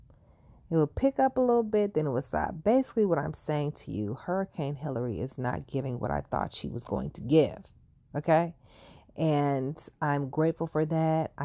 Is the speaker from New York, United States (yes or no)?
no; Los Angeles, California, United States; being a Californian, a Los Angeles native